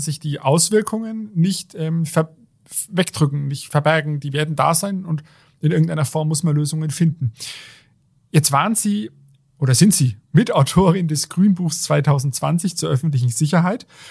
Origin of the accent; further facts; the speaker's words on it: Germany; Jetzt hier bei uns in Deutschland, wir leben ja in einer gemäßigten Klimazone